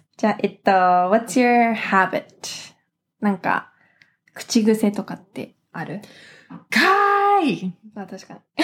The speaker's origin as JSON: {"language": "Japanese", "town": "Los Angeles", "region": "California", "country": "United States", "tie": "born or raised there", "moved": "as an adult", "lives_now": "Tokyo, Japan", "said": "ロス生まれ、ロス育ちのハーフアメリカ人"}